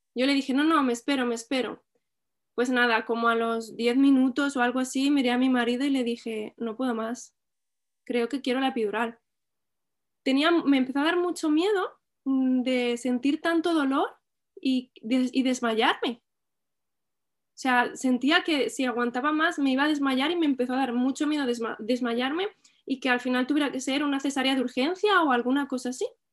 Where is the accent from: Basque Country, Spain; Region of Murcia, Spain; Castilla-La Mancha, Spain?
Castilla-La Mancha, Spain; Albacete; now in L'Hospitalet de Llobregat, Spain; soy de Albacete, pero vivo en Hospitalet, en Barcelona